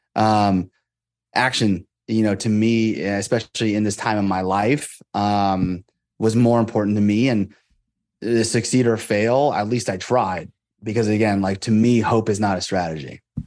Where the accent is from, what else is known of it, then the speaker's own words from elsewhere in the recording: Moraga, California, United States; also born or lived in Monterey, California; I grew up there from when I was five and until I graduated high school